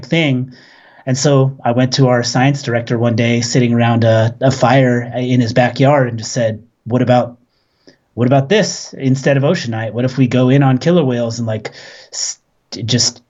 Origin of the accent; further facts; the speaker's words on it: Southern California, United States; now in Orcas Island, United States; I grew up in Southern California